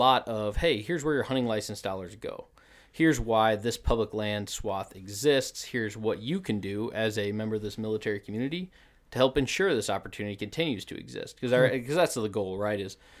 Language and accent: English; Missouri, United States; now in Wisconsin, United States; So I did not grow up in Wisconsin. I grew up in the Ozarks of Missouri.